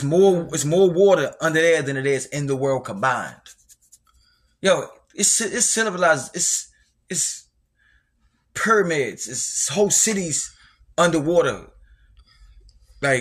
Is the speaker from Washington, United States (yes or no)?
no; Baltimore, Maryland, United States; Growing up in Baltimore